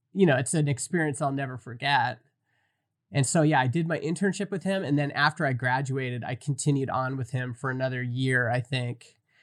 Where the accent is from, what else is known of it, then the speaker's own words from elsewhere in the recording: Stony Plain, Alberta, Canada; I grew up in Stony Plain, which is about four hours from the Rockies